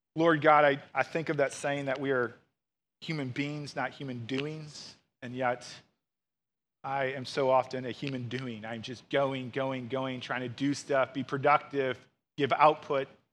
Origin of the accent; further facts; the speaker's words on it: St. Louis, Missouri, United States; I grew up in Saint Louis and went to the University of Missouri